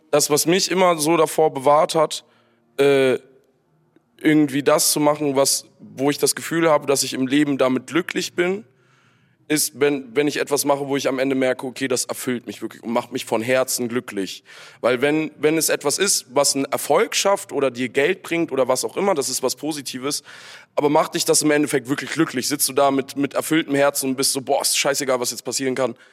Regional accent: Friedberg, Germany; Ich komme aus Friedberg.

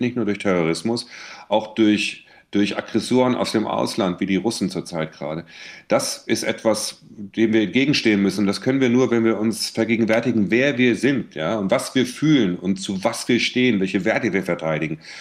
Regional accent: Bensheim, Hesse, Germany; moved away; also born or lived in Seeheim-Jugenheim; ich habe ja da meine Kindheit und meine Schulzeit, äh, verbracht

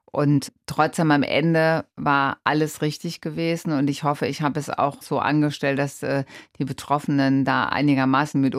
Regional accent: Rhineland-Palatinate, Germany; Ich bin in der Pfalz groß geworden und ähm, ich bin auch so erzogen

